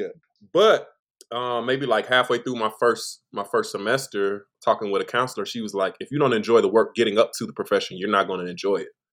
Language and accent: English; Chicago, Illinois, United States; I am from Chicago, Illinois